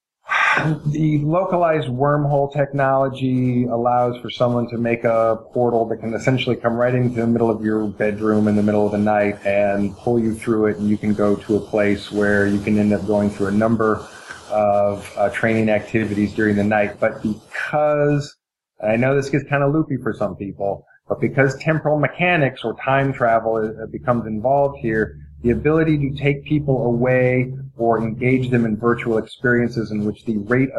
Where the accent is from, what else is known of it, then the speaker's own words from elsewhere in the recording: Eugene, Oregon, United States; I was born in 1970, and I grew up in Eugene, Oregon.